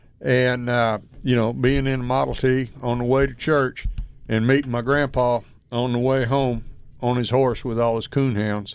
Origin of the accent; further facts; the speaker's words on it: Columbus, Texas, United States; Right. Columbus, Texas. I'm just a little north of Columbus. We like to say we're from Shaw's Bend. Old community down there used to be.